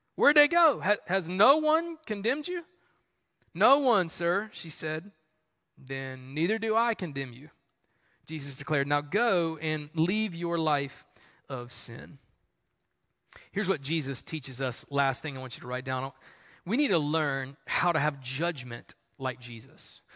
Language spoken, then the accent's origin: English; the South, United States; that's just how we were raised in the South.